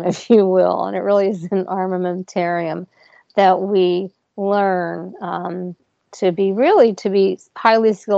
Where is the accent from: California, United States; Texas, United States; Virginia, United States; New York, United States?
New York, United States; I'm a New Yorker